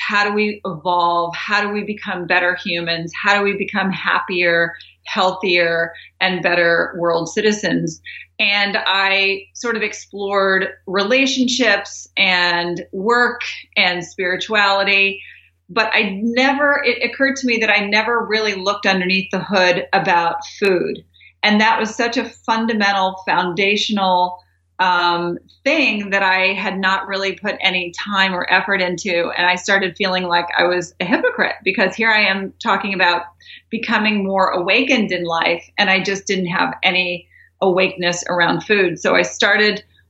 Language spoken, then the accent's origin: English; Doraville, Georgia, United States; I grew up in Doraville, Georgia